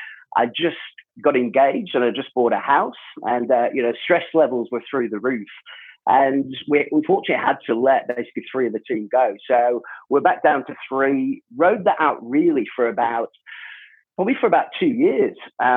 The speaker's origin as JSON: {"language": "English", "region": "England", "country": "United Kingdom", "tie": "born or raised there", "also_born_or_lived": "Jordan / South Africa", "moved": "as an adult", "said": "And my background from the UK, obviously I was born in England, moved to Jordan at quite a young age. Again, my dad was in construction, lived in Jordan for about 4.5 years, then back to the UK. Then we moved to South Africa for 4 years, and then back to the UK again."}